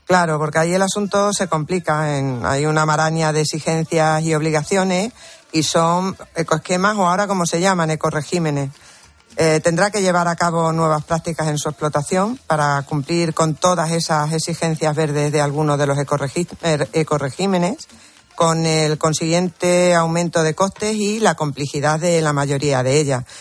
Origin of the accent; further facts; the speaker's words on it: Almendralejo, Extremadura, Spain; mi tierra, Extremadura, y sobre todo a esa ciudad que, que es donde, donde vivo y que, y que de la que me siento muy orgullosa porque es preciosa. Y de mi pueblo, por supuesto, de Almendralejo